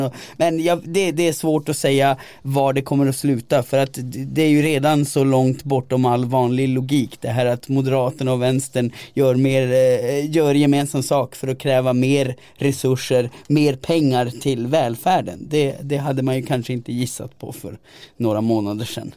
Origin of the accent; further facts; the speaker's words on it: Gällivare, Norrbotten County, Sweden; i Gällivare kommun där jag växte upp